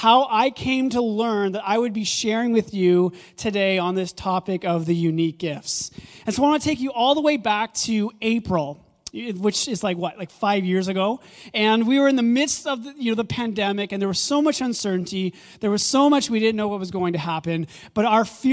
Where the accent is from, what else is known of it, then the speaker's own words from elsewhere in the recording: Ottawa, Ontario, Canada; also born or lived in Kanata; I grew up in Orleans, here on the east side of Ottawa, and so spent the majority of my early childhood all the way up to about 10 years old living in Orleans